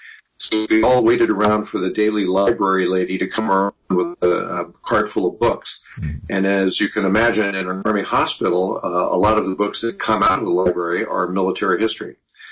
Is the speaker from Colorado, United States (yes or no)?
no; Southern California, United States; I was born and raised in Southern California